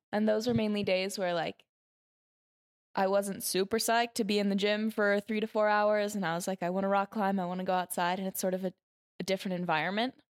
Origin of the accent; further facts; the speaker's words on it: Ventura, California, United States; from Ventura, California